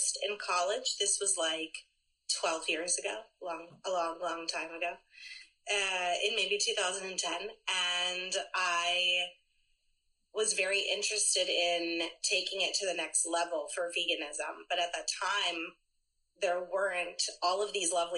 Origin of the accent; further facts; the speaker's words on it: Philadelphia, Pennsylvania, United States; I am a true Philadelphian. I was born and raised here in the Northeast Philly.